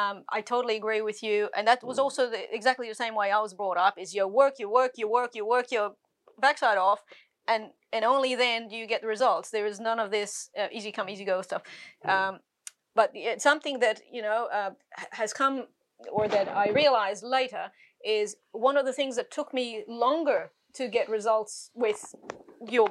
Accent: Egypt; also born or lived in Sydney, Australia; now in Australia; I was born in Egypt

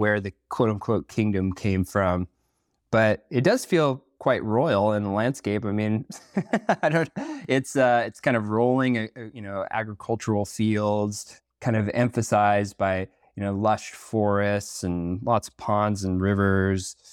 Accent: Northern Vermont, United States; moved away as an adult; now in Washington, United States; growing up in Northern Vermont

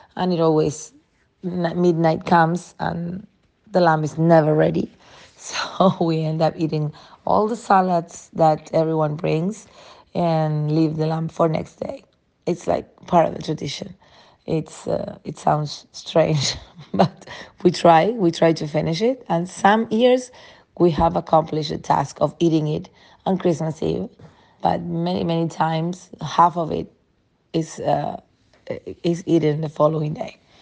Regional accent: Uruguay; now in Jose Ignacio, Uruguay; I am from Uruguay. I live in a small town called Jose Ignacio, close to Punta del Este, but I come originally from another small town closer to Montevideo.

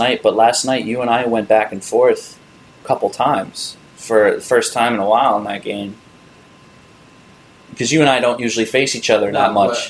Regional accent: New York, United States; As a New Yorker

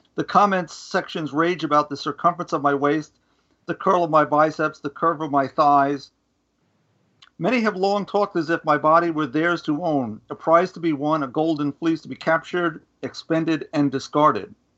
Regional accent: New York, United States; I'm a New Yorker

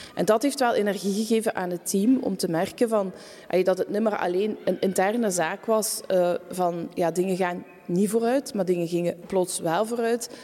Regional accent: Tongeren, Flanders, Belgium; moved away as an adult; also born or lived in Antwerp; ben ik terug naar mijn geboortestad gegaan, Tongeren

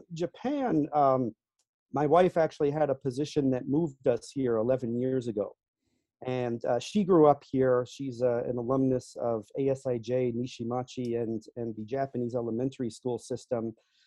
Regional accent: England, United Kingdom; born there; also born or lived in Singapore; now in United States; If you backtrack a little bit, I was actually born in England. You wouldn't know it from my accent. My father worked for an international chemical company, lived in a few overseas locations. I actually finished high school in Singapore.

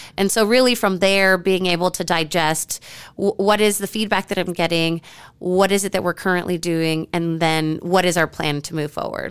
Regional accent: San Antonio, Texas, United States; also born or lived in Austin / Washington, D.C. / Midwest; now in Fort Worth, United States; San Antonio, my hometown

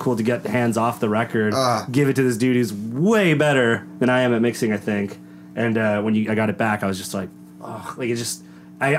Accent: Downey, California, United States; my family and people I grew up with in Downey

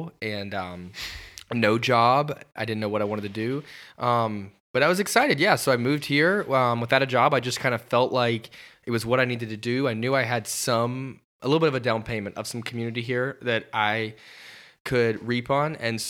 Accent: Alabama, United States; moved away as an adult; now in Atlanta, United States; I grew up in Alabama. I'm 22 years old.

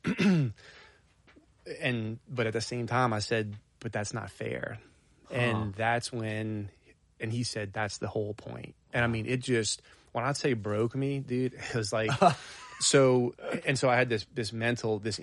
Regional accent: Arabi, Louisiana, United States; I grew up on the South Shore, actually in St. Bernard, but close to the parish line of Orleans Parish. So in Araby, Old Araby

